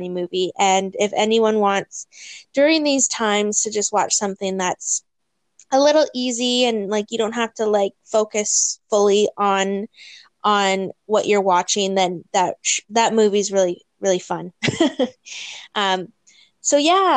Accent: Thunder Bay, Ontario, Canada; now in Hamilton, Canada; I am from Thunder Bay. I'm currently living in Hamilton

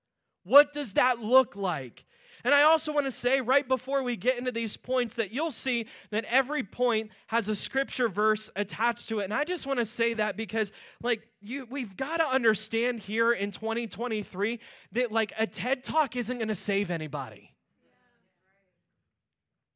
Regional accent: Pittsburgh, Pennsylvania, United States; moved away; I'm originally from Pittsburgh

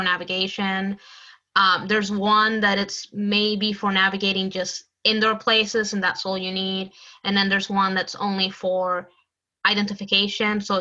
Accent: Puerto Rico; moved away; I grew up like in Puerto Rico

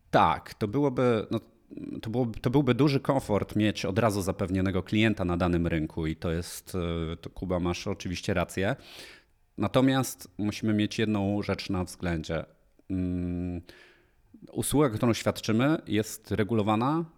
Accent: Polanica-Zdrój, Lower Silesian Voivodeship, Poland; moved away as an adult; now in Warsaw, Poland; pochodzę z Polanicy Zdroju, przepięknej uzdrowiskowej miejscowości

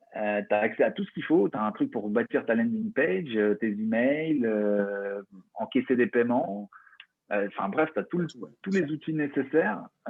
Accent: France; un avantage qu'on a en tant que Français

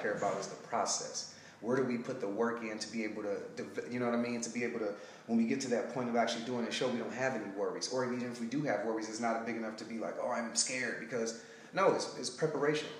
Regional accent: Detroit, Michigan, United States; moved away as an adult; also born or lived in Alabama / Sacramento; now in California, United States; Well, I'm from Detroit, Michigan. I left there and I got a full track scholarship to Alabama State

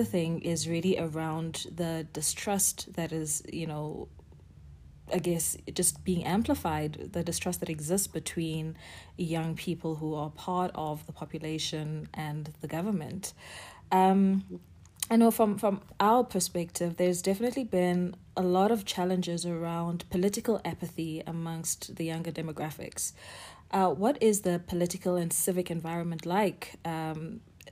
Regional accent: South Africa; as a South African

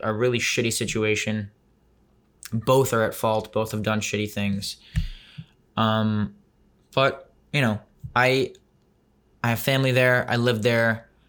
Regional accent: Tel Aviv, Tel Aviv District, Israel; moved away; also born or lived in New York City, United States; I was born in the city. Then at 3 years old, we moved to Tel Aviv.

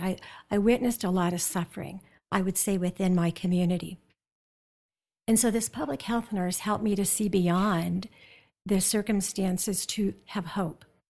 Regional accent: South Dakota, United States; moved away; I grew up in South Dakota and the Black Hills.

